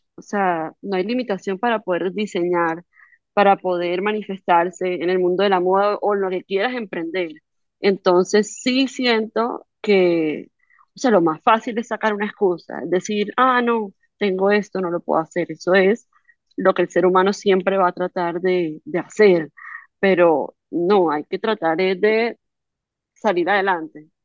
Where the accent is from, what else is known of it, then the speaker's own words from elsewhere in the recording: Barranquilla, Atlántico, Colombia; donde nací, donde donde me crié, en Barranquilla